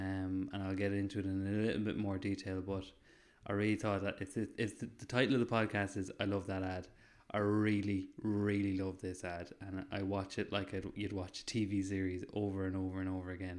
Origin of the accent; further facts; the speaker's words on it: Ireland; I'm Irish in the sun, true and true.